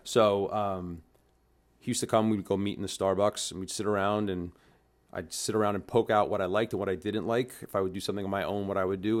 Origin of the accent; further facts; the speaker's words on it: New York City, New York, United States; I'm originally a New Yorker, um, grew up in the food and beverage